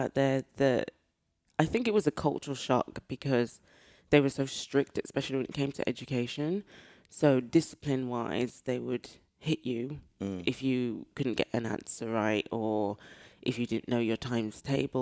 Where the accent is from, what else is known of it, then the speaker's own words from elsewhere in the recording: Birmingham, West Midlands, United Kingdom; I'm from Birmingham, if you can't hear the accent